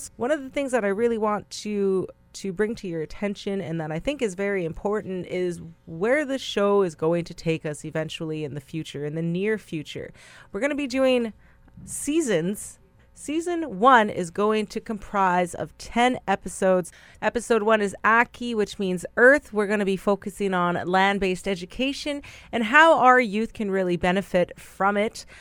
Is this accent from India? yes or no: no; Brokenhead Ojibway Nation, Manitoba, Canada; I am from Brokenhead, Ojibwe Nation, in Treaty One territory, which is about half an hour outside of Winnipeg, Manitoba